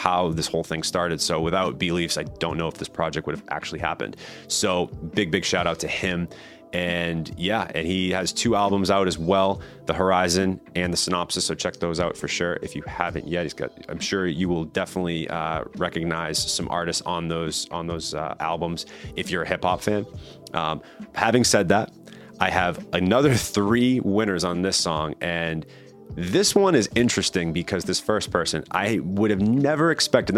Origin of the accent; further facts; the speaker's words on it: Danvers, Massachusetts, United States; my hometown of Danvers, Massachusetts